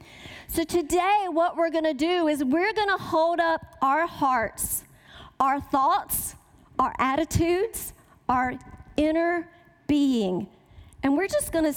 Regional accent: the South, United States; accent: Southern; I was raised in the South. Can you tell by my accent?

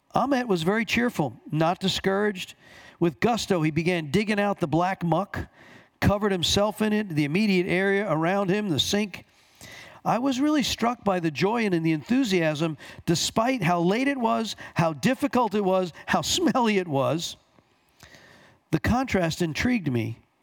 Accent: Long Island, New York, United States; also born or lived in Bronx, New York; I was born here, grew up on Long Island, but I went to school for four years in the Bronx

